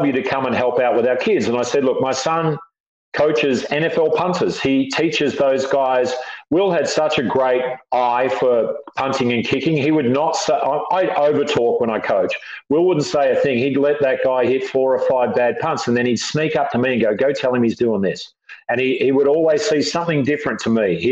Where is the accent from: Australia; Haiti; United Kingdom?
Australia; moved away as an adult; also born or lived in San Diego, United States; now in United States; So I'm sort of as much American as I am Australian